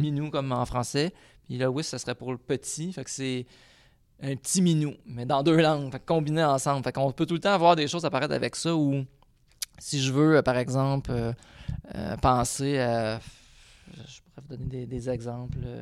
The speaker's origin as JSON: {"language": "French", "region": "Quebec", "country": "Canada", "said": "je suis un Québécois"}